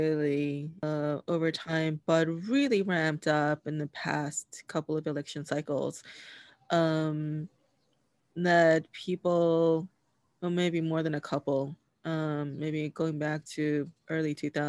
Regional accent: New York, United States; I grew up in New York

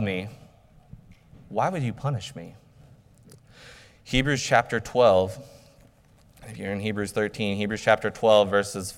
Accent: United States; as American believers

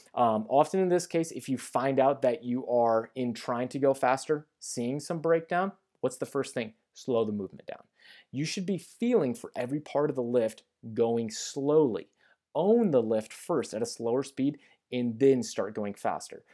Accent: St. Louis, Missouri, United States; also born or lived in Kansas City; I have moved from Kansas City back to my hometown of Saint Louis

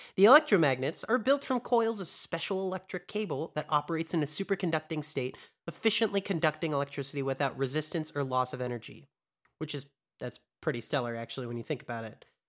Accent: United States; American too

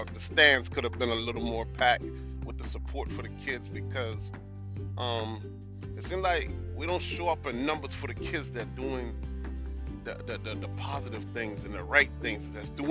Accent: Hollywood, South Carolina, United States; I grew up in South Carolina, down in a place called Edisto's, Hollywood, South Carolina.

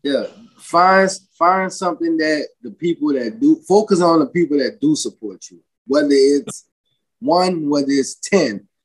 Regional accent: New Orleans, Louisiana, United States; moved away as an adult; also born or lived in Lafayette, Louisiana; now in California, United States; born and raised in New Orleans

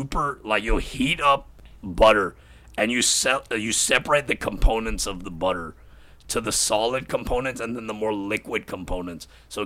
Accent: Pakistan; Like, we're all Pakistani, so there's no Indians.

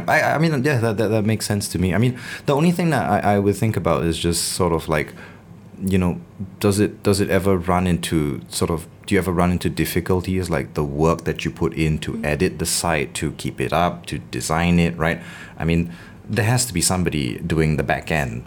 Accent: Singapore; growing up in the Singapore education system

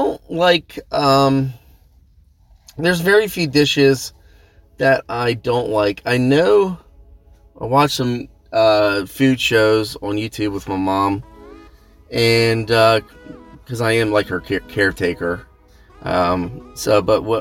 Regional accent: Pennsylvania, United States; I am from Pennsylvania, right near Hershey Park

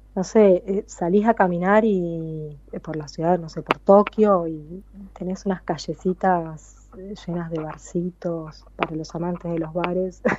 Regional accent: Argentina; moved away as an adult; now in Moriya, Japan; yo soy muy argentina

